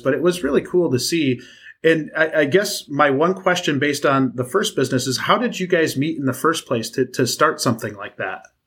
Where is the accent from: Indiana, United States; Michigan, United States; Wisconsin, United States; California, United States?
Wisconsin, United States; somebody from Wisconsin